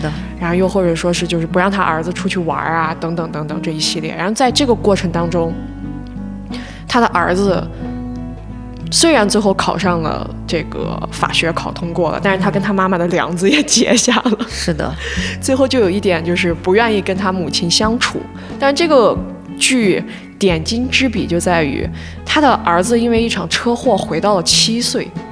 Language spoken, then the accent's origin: Chinese; northern China, China; 因为我是北方人，北方男孩儿个子又都高